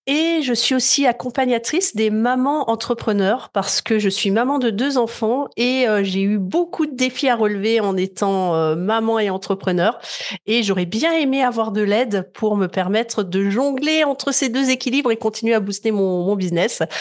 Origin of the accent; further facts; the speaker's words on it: Lorraine, Grand Est, France; Je suis Lorraine.